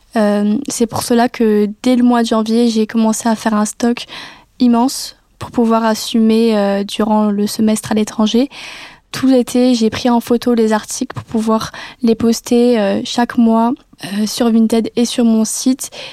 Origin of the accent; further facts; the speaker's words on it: Metz, Grand Est, France; moved away as an adult; now in Nice, France; je suis originaire de Metz